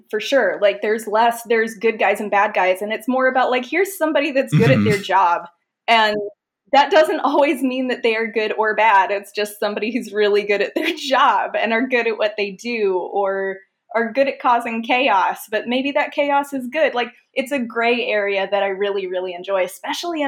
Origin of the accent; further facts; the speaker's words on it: United States; I'm American